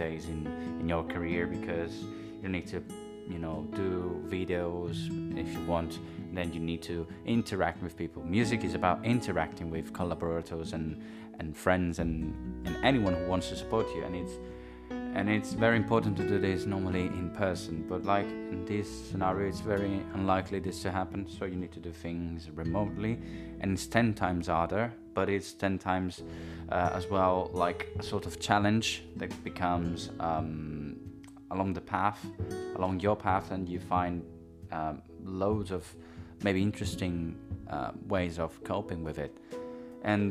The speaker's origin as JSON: {"language": "English", "country": "Italy", "tie": "born or raised there", "also_born_or_lived": "London", "moved": "yes", "said": "I was in a local brass band, like a sort of a local orchestra in my hometown in Italy"}